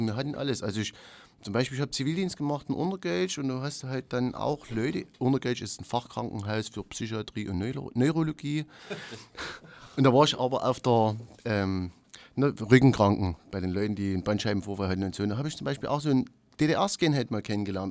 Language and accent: German; Wohnbezirk 8, Saxony, Germany; wir stammen ja alle aus dem Wohnbezirk 8